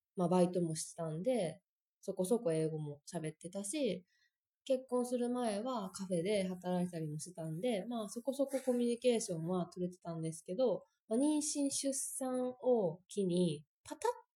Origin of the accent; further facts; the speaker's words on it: Osaka, Japan; moved away as an adult; now in Australia; 私は大阪です。うん、大阪でもまあ田舎の方やけど、まあ大阪です。